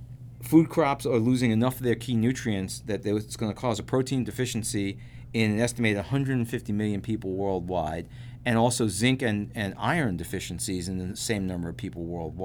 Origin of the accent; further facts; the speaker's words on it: California, United States; I mean, I grew up in California, but I lived in California for 10 years, and there was a lot of tomato growing around the area where I lived in Central Valley.